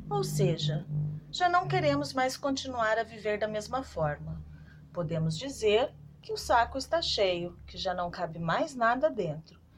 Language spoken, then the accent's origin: Portuguese; Guarulhos, São Paulo, Brazil; sou de Guarulhos, São Paulo.